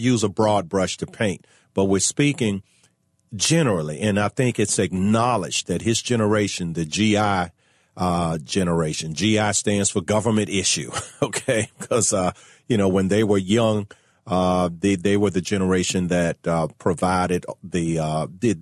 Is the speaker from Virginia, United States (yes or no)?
yes; Richmond, Virginia, United States; Richmond, Virginia, my hometown